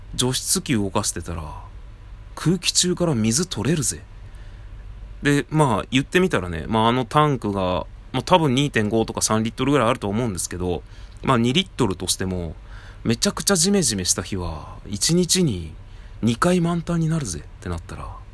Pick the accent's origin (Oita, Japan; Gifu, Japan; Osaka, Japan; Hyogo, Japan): Gifu, Japan; Tajimi; moved away as an adult; also born or lived in Nagano; 僕の実家は、岐阜県の多治見というところなんですが